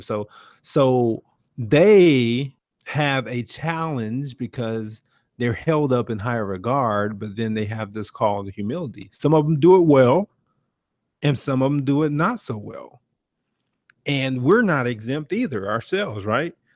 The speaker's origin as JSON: {"language": "English", "town": "Brunswick", "region": "Georgia", "country": "United States", "said": "I'm from Brunswick, Georgia"}